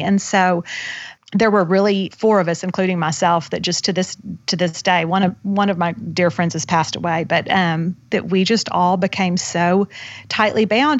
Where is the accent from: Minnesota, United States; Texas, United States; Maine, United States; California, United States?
Texas, United States; Houston; I was raised in Houston, Texas